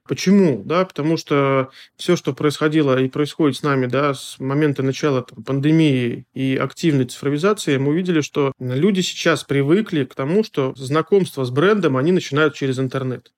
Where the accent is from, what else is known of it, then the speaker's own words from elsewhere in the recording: Smolensk, Smolensk Oblast, Russia; Наша студия Смоленская, я из Смоленска